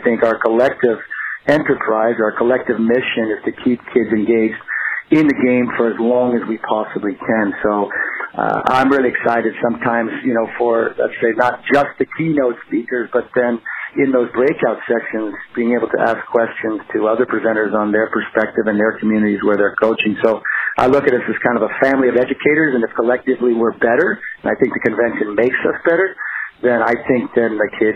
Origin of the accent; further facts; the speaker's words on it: New England, United States; I'm from New England